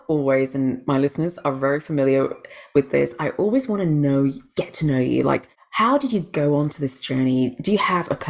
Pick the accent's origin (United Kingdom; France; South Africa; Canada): United Kingdom; England; also born or lived in Malaysia / Brunei; now in Australia; I was born in Malaysia, but I'm Indian, then grew up in England from a very young age, from the age of four, and then actually spent a couple of teenage years in Brunei, then went back to England.